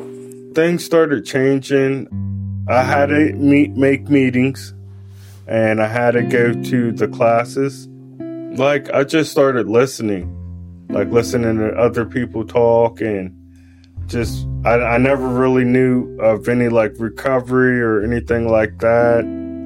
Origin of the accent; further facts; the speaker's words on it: West Virginia, United States; you know, I came from West Virginia and it's, like, a totally, like, different, like, atmosphere. Yeah. The city lights and everything, I was bugging, you know.